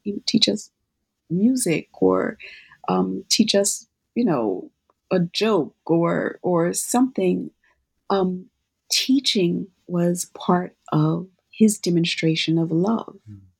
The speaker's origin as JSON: {"language": "English", "town": "Philadelphia", "region": "Pennsylvania", "country": "United States", "tie": "born or raised there", "said": "when I was growing up in Philadelphia, it was the sound of Philadelphia with Gamble and Huff"}